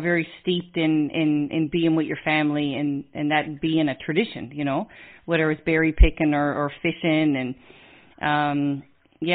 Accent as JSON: {"language": "English", "region": "Newfoundland and Labrador", "country": "Canada", "said": "we're an island on the most easterly point of land in Canada."}